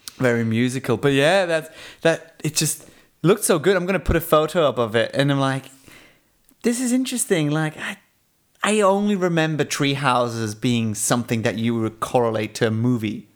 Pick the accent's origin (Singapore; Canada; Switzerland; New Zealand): Switzerland; growing up in Switzerland